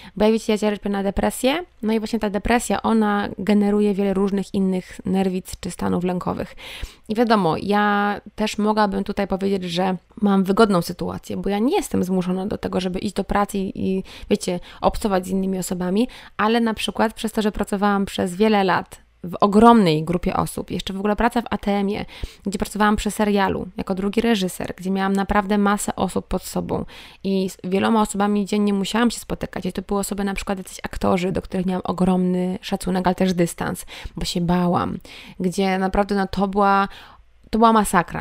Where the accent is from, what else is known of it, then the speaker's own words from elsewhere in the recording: Sieradz, Łódź Voivodeship, Poland; now in Wrocław, Poland; jestem z Sieradza, mieszkam we Wrocławiu